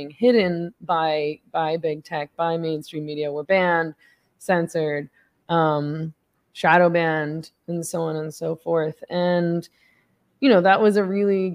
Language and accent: English; Vancouver, British Columbia, Canada; my family lives on Vancouver Island now, though I grew up in Vancouver, the city of Vancouver.